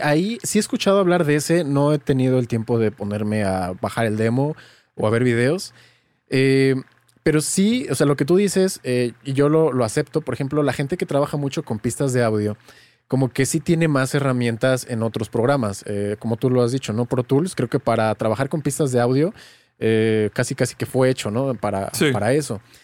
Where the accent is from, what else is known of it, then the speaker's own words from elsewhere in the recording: Mexico; soy de México y crecí en un pueblo, en un pueblo pequeñito